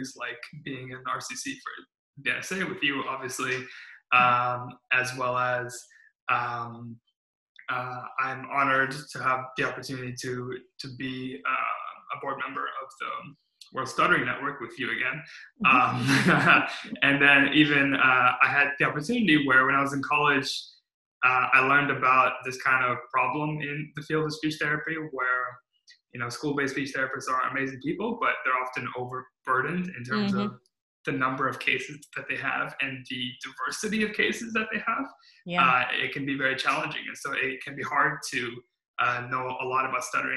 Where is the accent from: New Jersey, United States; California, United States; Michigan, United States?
California, United States; also born or lived in Midwest; I came out to California in around elementary school. And so I'm a California kid at heart. I stay here for elementary school, middle school, high school, and college